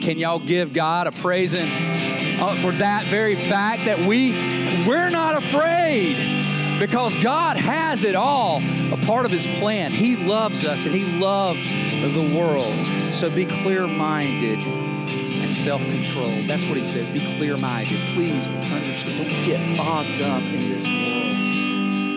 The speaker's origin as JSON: {"language": "English", "region": "the South", "country": "United States", "accent": "southern", "said": "I'm from the South"}